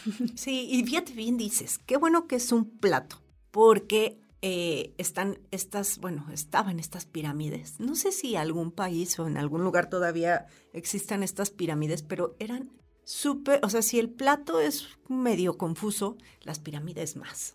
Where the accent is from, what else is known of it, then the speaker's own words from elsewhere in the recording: Mexico; como mexicanos